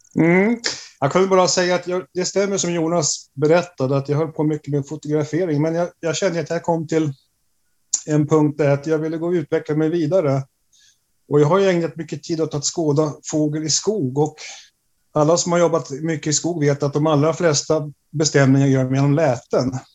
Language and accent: Swedish; Stockholm, Stockholm County, Sweden; moved away as an adult; now in Umeå, Sweden; jag är ursprungligen från Stockholm